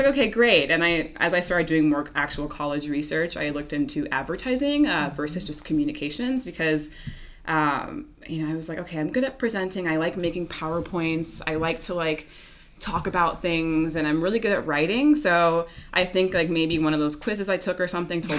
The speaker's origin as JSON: {"language": "English", "town": "Houston", "region": "Texas", "country": "United States", "tie": "born or raised there", "also_born_or_lived": "New York", "moved": "yes", "lives_now": "Los Angeles, United States", "said": "I grew up in Houston"}